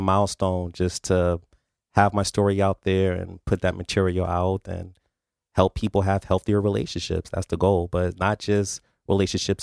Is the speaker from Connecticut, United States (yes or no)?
yes; New Haven, Connecticut, United States; I was born and raised in New Haven